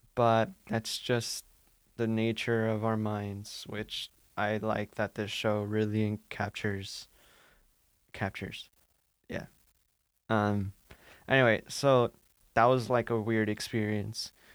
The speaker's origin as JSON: {"language": "English", "town": "Santa Ana", "region": "California", "country": "United States", "moved": "as an adult", "lives_now": "Maine, United States", "said": "I'm from Santa Ana in Orange County"}